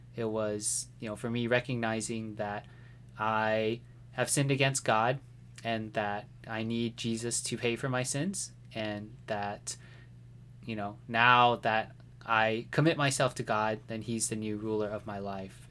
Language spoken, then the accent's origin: English; White Settlement, Texas, United States; also born or lived in Fort Worth, Texas; I was born in Fort Worth, Texas, um, but I actually grew up in a place called White Settlement.